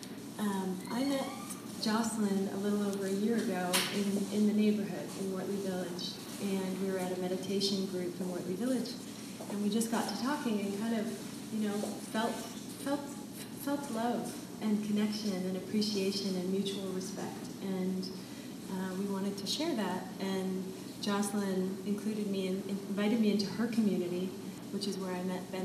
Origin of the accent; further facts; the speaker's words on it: London, Ontario, Canada; moved away as an adult; also born or lived in Europe / Paris; I grew up in London, Ontario.